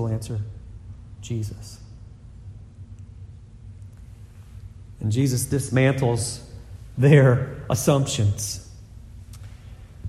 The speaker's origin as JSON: {"language": "English", "region": "the South", "country": "United States", "said": "I'm from the South"}